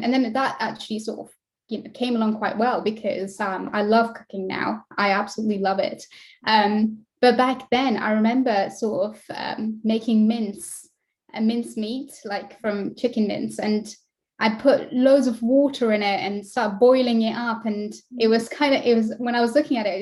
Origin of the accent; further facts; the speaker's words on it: West Midlands, United Kingdom; I am from West Midlands in the UK, in England